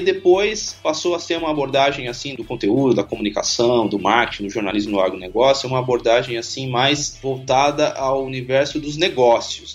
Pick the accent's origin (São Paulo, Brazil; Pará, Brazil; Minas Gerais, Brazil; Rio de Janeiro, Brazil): São Paulo, Brazil; sou de São Paulo, capital mesmo